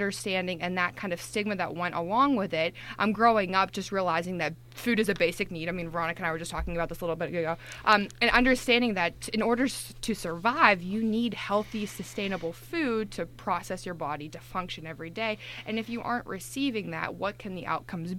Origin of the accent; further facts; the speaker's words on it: Johnstown, Pennsylvania, United States; growing up in rural Pennsylvania, I'm originally from Johnstown, Pennsylvania